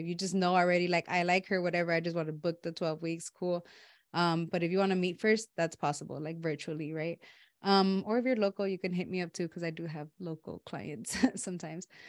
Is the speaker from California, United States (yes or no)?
yes; Los Angeles, California, United States; moved away; where I grew up back home in Watts